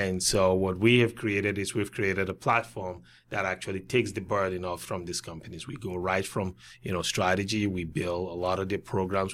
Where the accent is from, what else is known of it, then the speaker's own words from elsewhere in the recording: Cameroon; moved away as an adult; also born or lived in Wisconsin; I grew up through high school in Cameroon